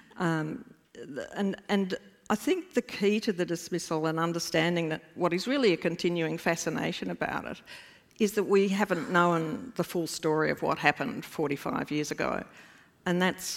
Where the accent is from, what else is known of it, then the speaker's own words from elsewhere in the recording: Australia; as an Australian